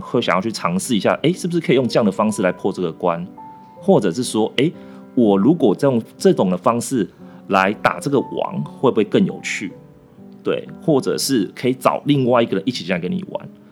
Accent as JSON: {"language": "Chinese", "country": "Taiwan", "also_born_or_lived": "Argentina", "said": "因为我是台湾人"}